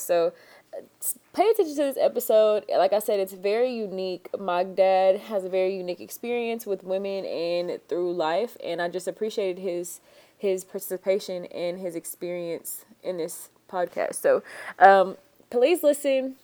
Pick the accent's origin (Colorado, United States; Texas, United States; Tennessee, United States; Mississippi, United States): Texas, United States; Fresno; we are reporting live from the Phillips headquarters in Fresno, Texas, south of Houston, Texas, because that's where I'm from